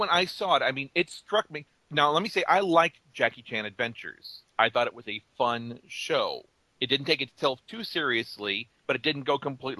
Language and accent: English; Chicago, Illinois, United States; I'm from Chicago.